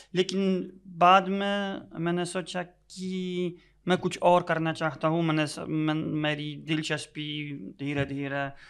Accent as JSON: {"language": "Hindi", "country": "Poland", "also_born_or_lived": "Delhi", "first_language": "Polish", "second_language": "Hindi", "moved": "yes"}